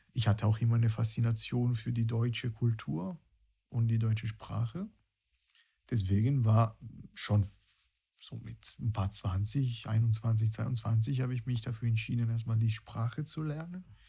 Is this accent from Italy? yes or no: yes; near Rome, Lazio, Italy; German is a second language; moved away as an adult; also born or lived in Berlin / Dresden; now in Germany; ich komme aus Italien, ich bin bei, bei Rom ge, äh, groß geworden und mit 26 ja, habe ich mich entschieden, eine mehr oder weniger lange Erfahrung in einem anderen europäischen Land zu starten